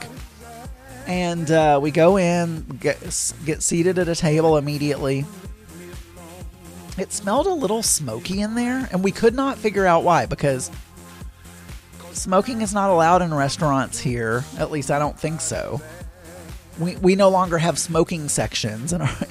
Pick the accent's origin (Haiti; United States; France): United States; South Arkansas; I was raised in South Arkansas